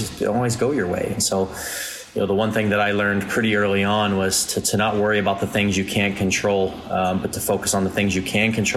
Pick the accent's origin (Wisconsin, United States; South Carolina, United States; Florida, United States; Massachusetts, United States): Florida, United States; Fort Myers; I grew up in Fort Myers, Florida, not really a hotbed of soccer talent